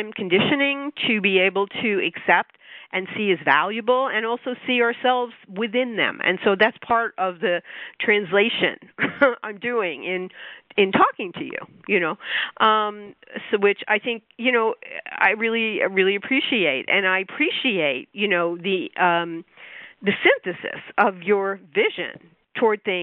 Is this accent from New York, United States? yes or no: yes; New York, United States; being a New Yorker